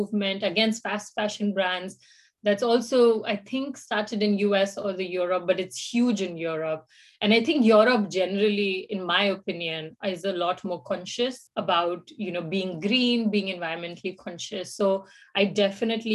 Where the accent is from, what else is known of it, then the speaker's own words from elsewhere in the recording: India; moved away as an adult; now in Finland; I'm from India.